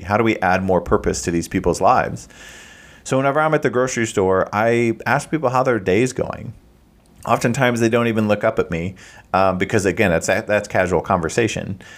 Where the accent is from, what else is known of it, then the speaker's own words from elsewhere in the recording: Midwest, United States; I'm from the Midwest